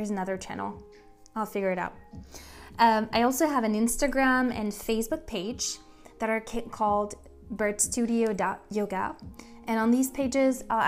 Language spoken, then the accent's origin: English; Paris, Île-de-France, France; moved away as an adult; now in United States; I was born and raised in Paris, and I moved in 2012 to the US